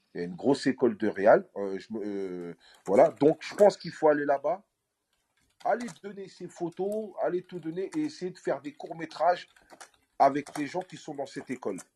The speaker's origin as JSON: {"language": "French", "town": "Aulnay-sous-Bois", "region": "Île-de-France", "country": "France", "tie": "born or raised there", "said": "revenir sur Olney, dans ma ville natale."}